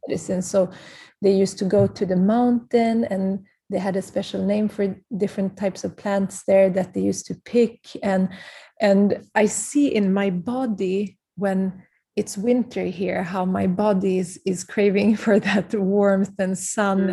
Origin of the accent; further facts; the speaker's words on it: Prague, Czechia; I was born in Prague because my parents had to leave very mm-hmm. early age from Kurdistan